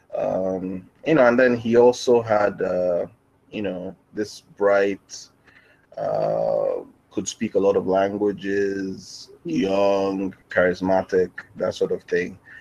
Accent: Nigeria; I am based in Nigeria. Um, I'm also Nigerian

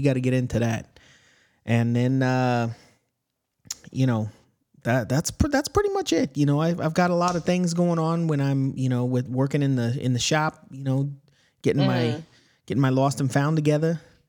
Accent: Alabama, United States; I'm from Alabama. This is how people sound in Alabama.

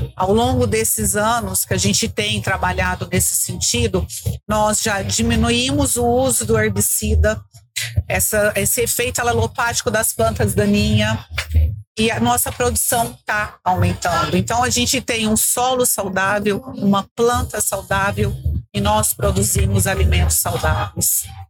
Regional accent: Guaíra, Brazil; Eu sou de Guaíra, sou conterrânea da Sônia

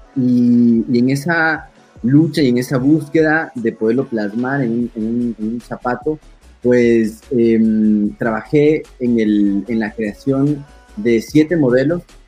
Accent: Ecuador; necesito estar en mi país, tengo mi gente, tengo mi familia

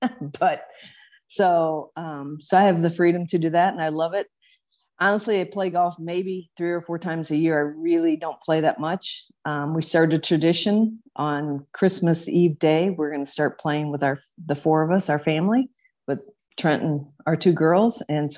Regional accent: Sibley, Iowa, United States; My dad was a physician there in Northwest Iowa in Sibley.

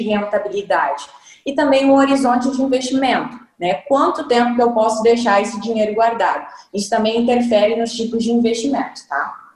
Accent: Brazil; a gente é brasileiro ainda

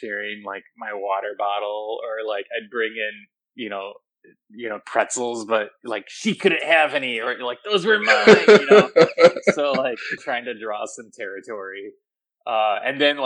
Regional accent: Vicksburg, Michigan, United States; also born or lived in Saugatuck, Michigan / Kalamazoo, Michigan; I grew up outside of Kalamazoo, just south in a little town called Vicksburg.

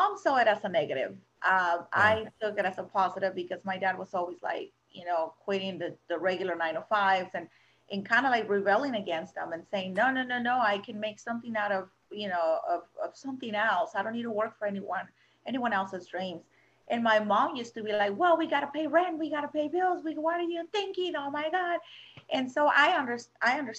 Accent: Mexico City, Mexico; now in United States; I was born and raised in Mexico City

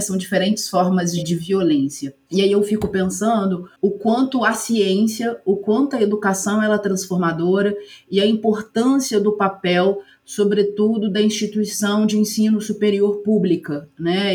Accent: Ubá, Minas Gerais, Brazil; also born or lived in Juiz de Fora; Eu sou natural de Ubá, que é uma cidade aqui próxima

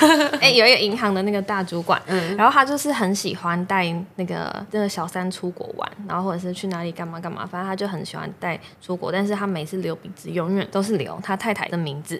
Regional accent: Yilan, Yilan County, Taiwan; moved away as an adult; also born or lived in Taipei; now in Zhunan, Taiwan; 我是宜兰人，所以我一开始是在礁溪的长荣凤凰酒店

